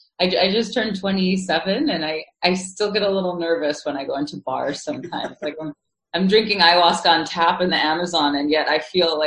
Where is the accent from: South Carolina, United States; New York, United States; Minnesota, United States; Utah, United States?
New York, United States; New York City; I'm born and raised in New York City. You know, my parents are immigrants from Russia and from France, and I guess I was always I grew up in what I think of like the mecca of secularism.